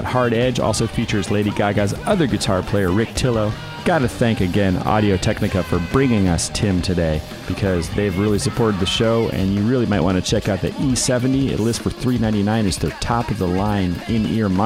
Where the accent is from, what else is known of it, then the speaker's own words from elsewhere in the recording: Berkeley, California, United States; I grew up over in Berkeley, San Francisco